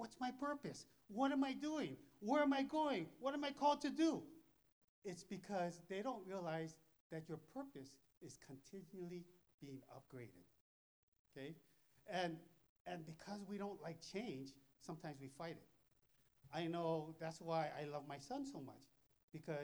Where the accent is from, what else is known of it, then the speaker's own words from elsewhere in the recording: Thailand; I'm from Thailand. We don't have this kind of weather.